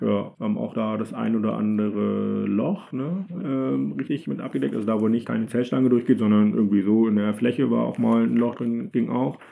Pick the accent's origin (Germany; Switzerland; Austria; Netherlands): Germany; als äh, Deutsche